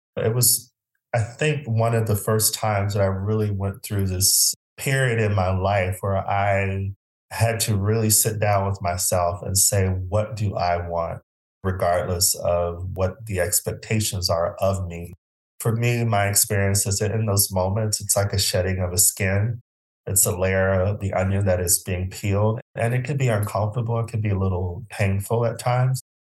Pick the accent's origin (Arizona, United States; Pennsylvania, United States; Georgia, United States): Arizona, United States; Phoenix; moved away as an adult; I'm originally from Phoenix, Arizona